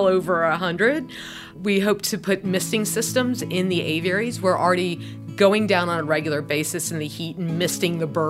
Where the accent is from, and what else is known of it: Atlanta area, Georgia, United States; born or raised there